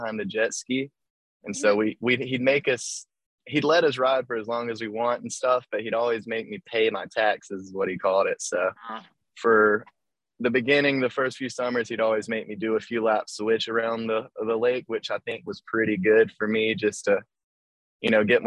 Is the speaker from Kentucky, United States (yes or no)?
no; Eastman, Georgia, United States; moved away as an adult; now in Valdosta, United States; I'm from a really small town in central Georgia. It's called Eastman, Georgia